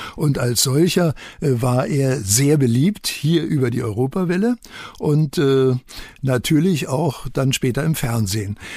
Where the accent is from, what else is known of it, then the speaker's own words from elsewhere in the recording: Berlin, Germany; now in Saarland, Germany; ich war ja Berliner und als Berliner hat man ja die Auswirkungen des Kommunismus in Ostberlin unter Verwandten dort äh, zur Genüge kennengelernt